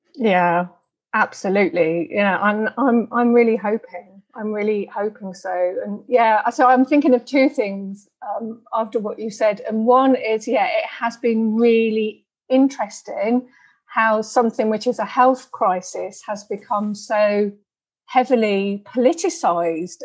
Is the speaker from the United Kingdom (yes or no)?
yes; United Kingdom; I'm British